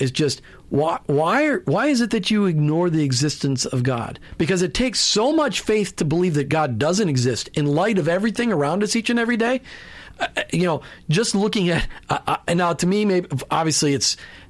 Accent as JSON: {"language": "English", "region": "Minnesota", "country": "United States", "tie": "born or raised there", "said": "And I grew up in Minnesota. Let's put that in perspective. 10,000 lakes, 20,000 ponds, and I learned how to play golf, which you can only do 4 months of the year in Minnesota anyway."}